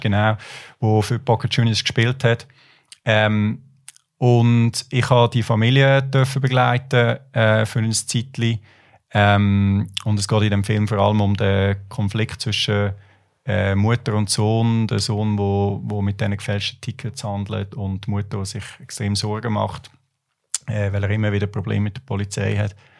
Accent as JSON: {"language": "German", "region": "near Lucerne", "country": "Switzerland", "tie": "born or raised there", "also_born_or_lived": "Buenos Aires, Argentina", "said": "ich bin so ein bisschen auf dem Land aufgewachsen, in der Nähe Aglo, Luzern"}